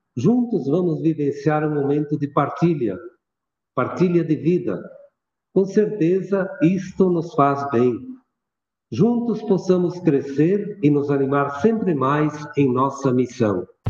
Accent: Antônio Prado, Rio Grande do Sul, Brazil; also born or lived in Veranópolis / Garibaldi / Porto Alegre / Bom Princípio; now in Passo Fundo, Brazil; Eu sou natural da Serra Gaúcha, município de Antônio Prado. E até os 16 anos vivi no interior.

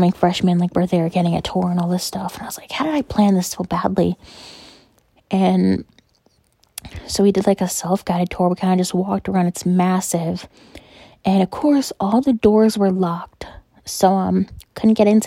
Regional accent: New York, United States; New York

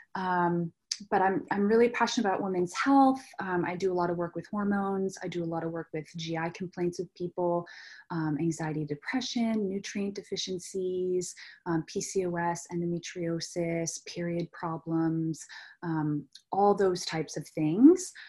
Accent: rural New Hampshire, United States; I grew up in New Hampshire, rural New Hampshire

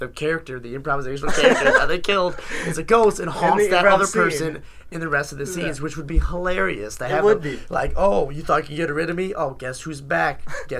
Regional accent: Elmont, New York, United States; Like, no, it's like, okay, fine. I'm from Elmont.

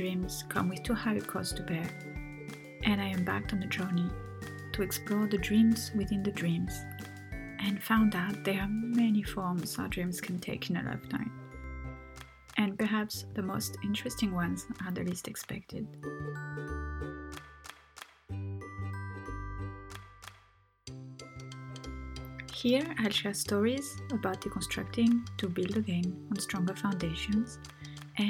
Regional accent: France; accent: French; English is a second language; moved away; also born or lived in Tunisia; I'm French. Well, half French, half Tunisian

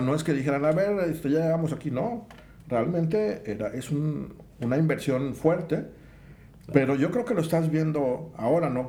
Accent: Minatitlán, Veracruz, Mexico; moved away as an adult; also born or lived in Mexico City; yo siento como que me regresé a Mina, de donde soy. Pues Minatitlán es calientes hace mucho

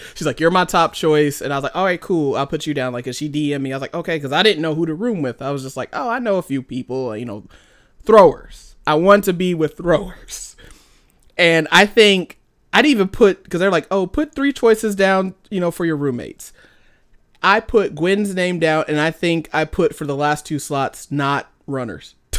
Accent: United States; moved away; we're American, so we're kinda like, hey, we speak English together

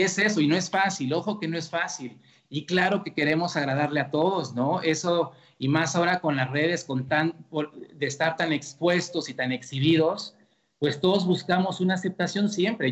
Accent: Mexico; como somos los mexicanos

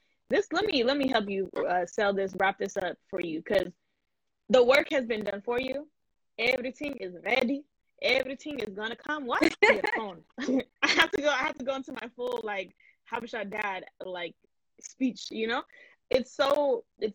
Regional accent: United States; I'm American

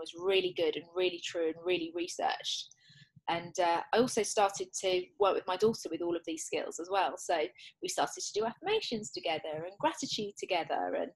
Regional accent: England, United Kingdom; I'm English

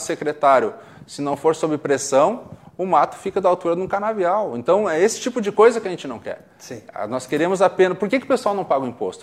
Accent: Porto Alegre, Rio Grande do Sul, Brazil; Eu nasci na Nova Gleba, que é divisa com Alvorada

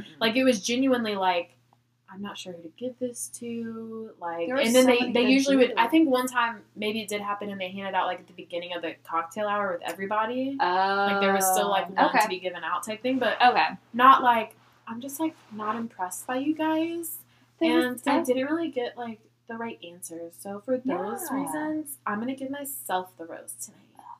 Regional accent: Sacramento, California, United States; So I'm from Sacramento, and I'm an only child.

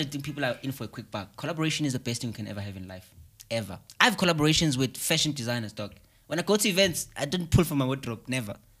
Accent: South Africa; I'm from Chelamanga

